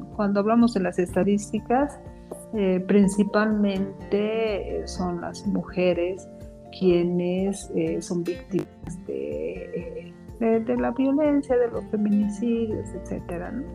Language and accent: Spanish; Bolivia; todos los que vivimos en esta patria, en nuestro estado plurinacional llamado Bolivia